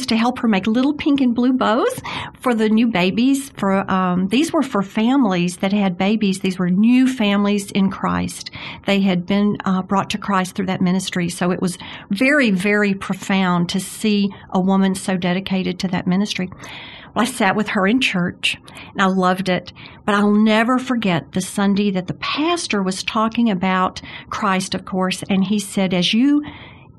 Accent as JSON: {"language": "English", "town": "Jackson", "region": "Mississippi", "country": "United States", "tie": "born or raised there", "said": "I grew up in Jackson, Mississippi, which is so much like Birmingham"}